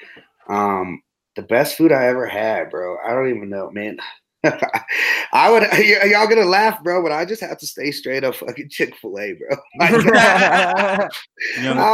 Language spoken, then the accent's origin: English; Greeley, Colorado, United States; moved away as an adult; now in Denver, United States; born and raised in Greeley.